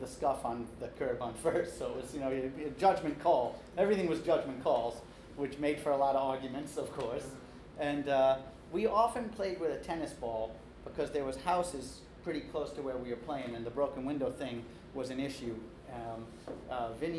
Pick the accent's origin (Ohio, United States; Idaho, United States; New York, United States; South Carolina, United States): New York, United States; Long Island; I grew up on Long Island, so it's a little different than what they're talking about in the city. I was born in the city, but we moved out to the island in time for me to start playing ball